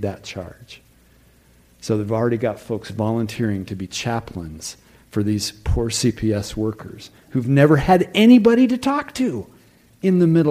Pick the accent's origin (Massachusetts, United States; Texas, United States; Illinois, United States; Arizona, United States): Arizona, United States; Tucson; having been born and growing up in Tucson